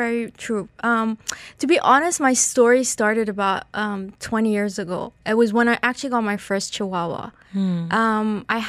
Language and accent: English; Iran; now in Dubai, United Arab Emirates; Hi, I'm originally Iranian, but I've been in Dubai for over 36 years.